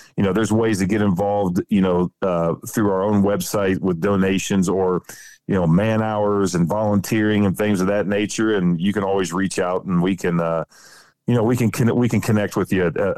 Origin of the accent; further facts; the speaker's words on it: Ohio, United States; that's some of my fondest memories growing up in Ohio and chasing squirrels and rabbits, you know, with uncles and cousins and all that good stuff.